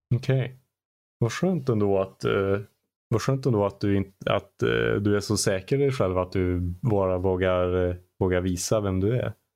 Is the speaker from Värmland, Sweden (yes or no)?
yes; Arvika, Värmland, Sweden; i Arvika där jag kommer ifrån